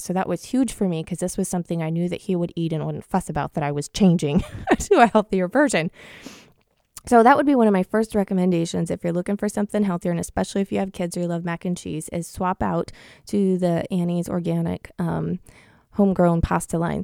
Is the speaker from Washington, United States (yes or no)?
yes; Washington, United States; Blaine, Washington, which is in my home state